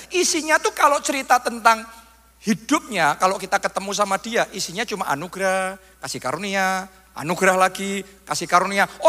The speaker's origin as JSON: {"language": "Indonesian", "town": "Surakarta", "region": "Central Java", "country": "Indonesia", "said": "ya kalau kita orang Solo ngomong ketibannya enak terus."}